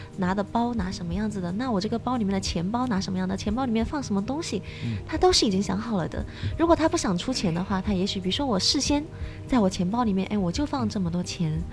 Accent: China; moved away as an adult; also born or lived in Japan; 我是中国人，我也有其他中国同事

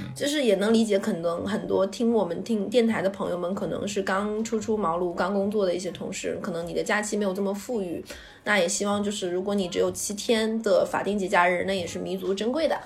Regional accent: Liaoyuan, Jilin, China; now in Shanghai, China; 我老家叫做小上海

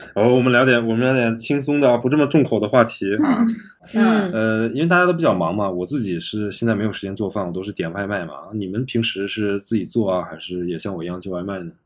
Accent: Jilin, China; 因为我是吉林省的嘛，然后我那，我们那边有朝鲜浙，朝鲜族自治区嘛

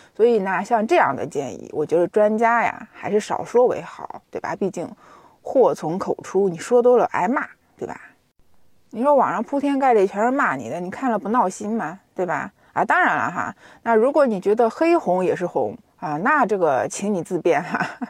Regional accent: China; 我们中国人

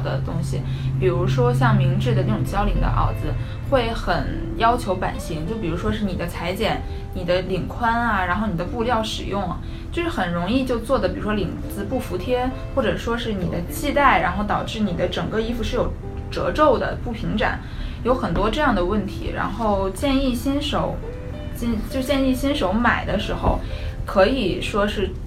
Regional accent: China; moved away; 我们中国的文化是，哪怕我们到了海外，我们也是能坚持下来，能流传下来的

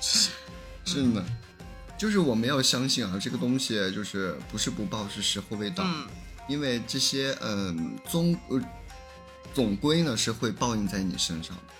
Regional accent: Inner Mongolia, China; 我们本地内蒙的方言

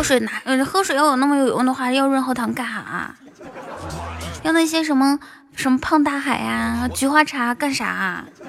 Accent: Inner Mongolia, China; 在家里面啊。内蒙古。

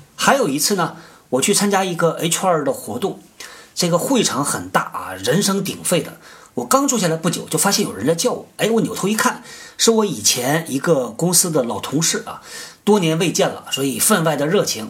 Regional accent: Northeast China, China; 我们老家啊，东北

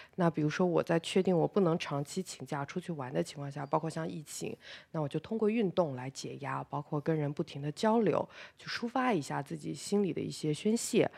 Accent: China; 那我们作为中国人，本身也是在一个国际市场上比较弱势的群体。

